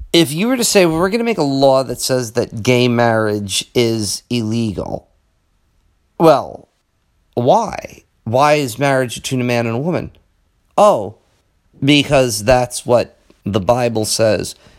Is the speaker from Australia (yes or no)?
no; United States; as an American